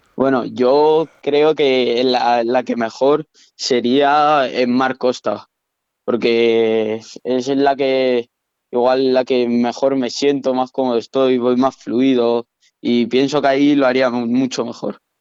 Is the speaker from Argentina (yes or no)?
no; Teruel, Aragon, Spain; yo soy de Teruel